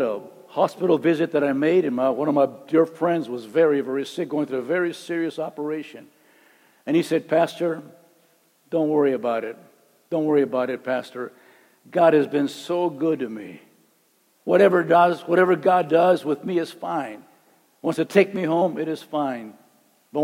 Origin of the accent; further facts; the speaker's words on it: Calexico, California, United States; I'm from Calexico. Calexico is like way down